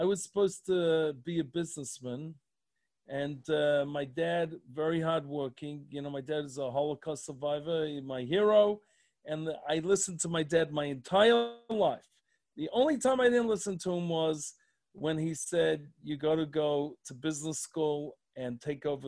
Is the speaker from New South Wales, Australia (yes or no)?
no; Melbourne, Victoria, Australia; moved away as an adult; now in Columbus, United States; I'm from Melbourne, but I had a job offering in Sydney.